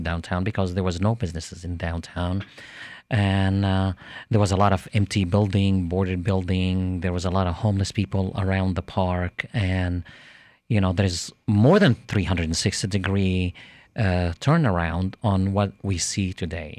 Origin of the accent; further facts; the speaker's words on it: Jerusalem, Jerusalem District, Israel; now in Lakeland, United States; I'm originally from Jerusalem, Israel